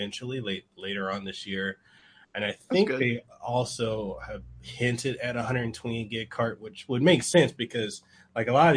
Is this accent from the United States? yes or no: no; Samoa; English is a second language; English isn't my first language, it's actually my second. When I was growing up in Western Samoa